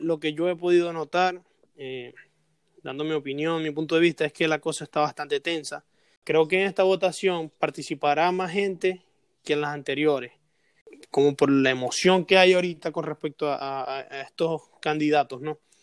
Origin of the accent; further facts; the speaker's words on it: Venezuela; now in United States; nosotros como venezolanos